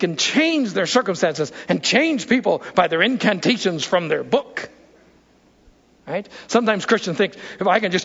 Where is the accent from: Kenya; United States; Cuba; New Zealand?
United States; as Americans